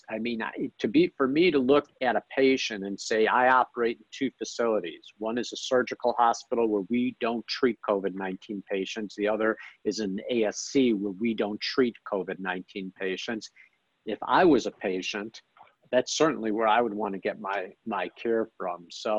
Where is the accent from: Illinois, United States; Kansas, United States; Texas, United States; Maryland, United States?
Illinois, United States; Chicago; now in Dallas, United States; I came from Chicago to Dallas, I've had a lot of good fortune being here at the right time.